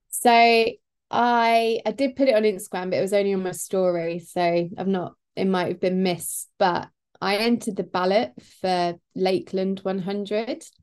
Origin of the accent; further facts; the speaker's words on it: Peterborough, East of England, United Kingdom; Peterborough. Ferry Meadows Park run. It's my hometown